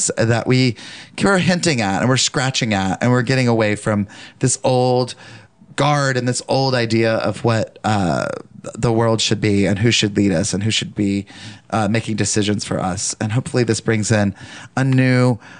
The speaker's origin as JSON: {"language": "English", "area": "the South", "region": "Southern United States", "country": "United States", "said": "As a Southerner"}